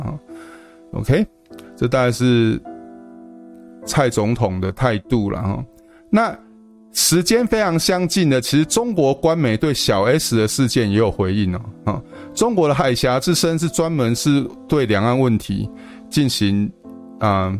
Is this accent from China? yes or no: no; Taiwan; 然后我是我是台湾人，但是我读中国书长大。